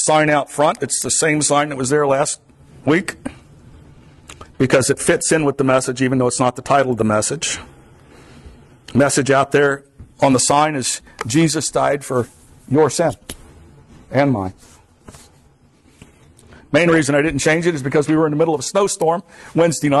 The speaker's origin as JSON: {"language": "English", "region": "South Florida", "country": "United States", "tie": "born or raised there", "also_born_or_lived": "Pompano Beach, Florida", "moved": "yes", "lives_now": "Vermont, United States", "said": "I grew up in South Florida. I'm in Vermont"}